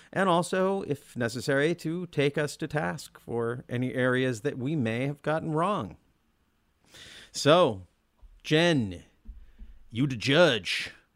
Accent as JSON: {"language": "English", "town": "Olympia", "region": "Washington", "country": "United States", "tie": "born or raised there", "said": "Brian and I grew up in Olympia."}